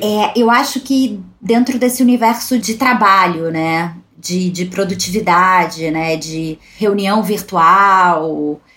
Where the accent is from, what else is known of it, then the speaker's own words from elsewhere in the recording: Brazil; A gente, como brasileiro